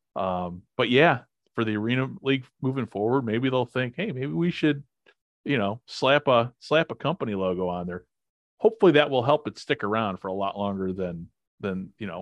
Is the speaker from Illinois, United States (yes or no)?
yes; Illinois, United States; I'm from Illinois